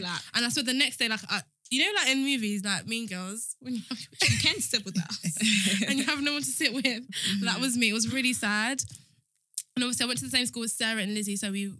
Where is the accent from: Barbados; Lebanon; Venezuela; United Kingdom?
United Kingdom; Kent, South East England; When I first moved to Kent, I was like 8.